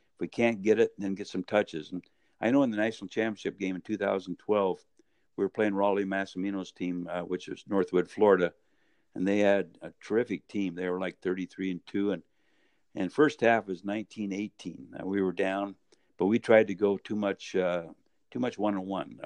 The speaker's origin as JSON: {"language": "English", "town": "Medford", "region": "Oregon", "country": "United States", "tie": "born or raised there", "said": "was born and raised in Medford, Oregon"}